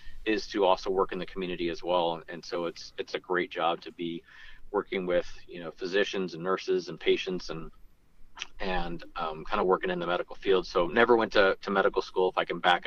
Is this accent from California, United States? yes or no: yes; Santa Rosa, California, United States; also born or lived in Modesto, California / Santa Barbara, California; born and raised in Santa Rosa, grew up in Modesto